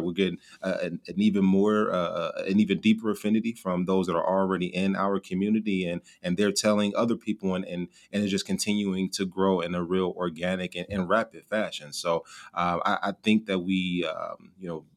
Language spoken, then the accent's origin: English; Gary, Indiana, United States; also born or lived in Bloomington, Indiana; born and raised uh, about 30 minutes outside of Chicago uh, in, in, a small city uh, called Gary, Indiana.